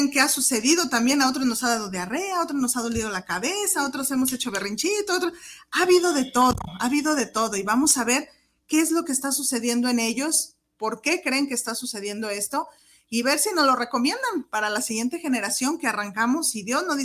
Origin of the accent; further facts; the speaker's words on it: Mexico; Fíjense, 2 de noviembre, ¿qué celebramos el día de hoy como cultura mexicana?